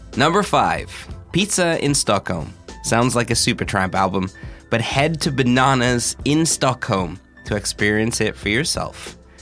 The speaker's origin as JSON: {"language": "English", "country": "Australia", "tie": "born or raised there", "moved": "yes", "said": "I grew up in Australia"}